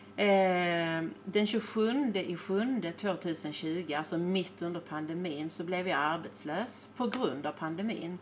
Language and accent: Swedish; Sweden; moved away as an adult; now in Spain; jag saknar Sverige, för det är ju där jag är född